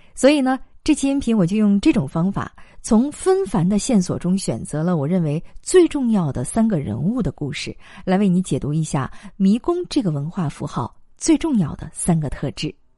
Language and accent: Chinese; China; 我们中国人过春节